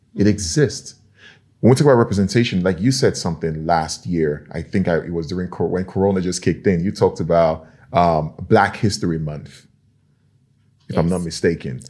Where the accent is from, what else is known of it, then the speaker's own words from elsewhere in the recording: Nigeria; now in Norway; I'm from Nigeria